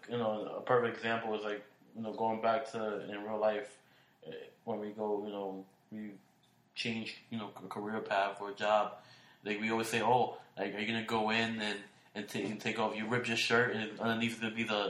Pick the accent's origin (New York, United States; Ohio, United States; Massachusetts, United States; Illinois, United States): New York, United States; Brooklyn; I went back to work in Brooklyn, I'm like, oh, I'm back home to, you know, where I was born at.